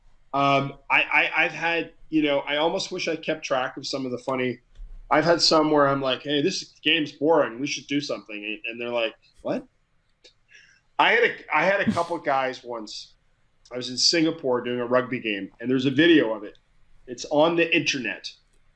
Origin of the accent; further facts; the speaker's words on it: Ottawa, Ontario, Canada; I grew up in Ottawa, Canada